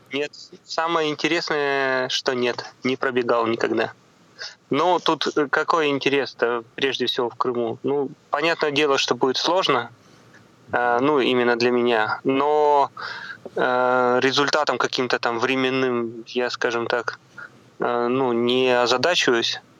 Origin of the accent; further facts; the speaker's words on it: Komi Republic, Russia; now in Saint Petersburg, Russia; к себе на малую родину, в республику Коми